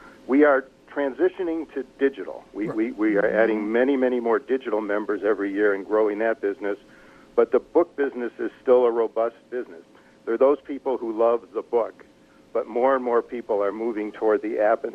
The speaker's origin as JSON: {"language": "English", "town": "Detroit", "region": "Michigan", "country": "United States", "tie": "born or raised there", "said": "I grew up in Detroit"}